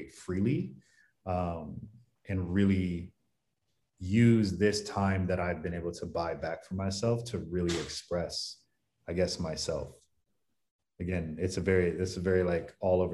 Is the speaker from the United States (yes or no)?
yes; Cleveland, Ohio, United States; also born or lived in Maryland / New York / Philadelphia; now in San Diego, United States; I live in San Diego now, but I'm originally from Cleveland, went to school in Maryland